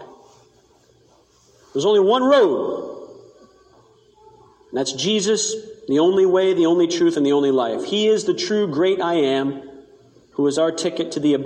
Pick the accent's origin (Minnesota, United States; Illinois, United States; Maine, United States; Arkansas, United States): Maine, United States; I come from Maine. I grew up on the ocean